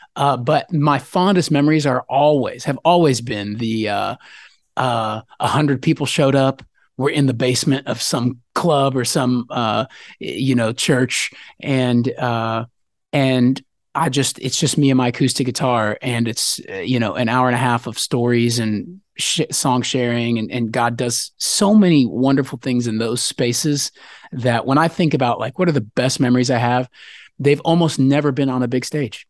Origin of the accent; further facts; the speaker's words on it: Texas, United States; also born or lived in Denver, Colorado; I was born up in Colorado, like Denver area where the mountains are, but I've lived most of my life in Texas.